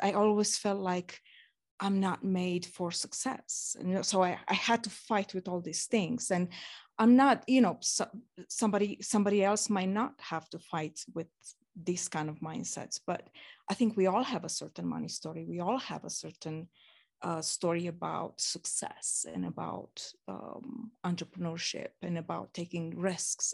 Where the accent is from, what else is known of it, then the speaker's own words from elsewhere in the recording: Romania; moved away; growing up in Romania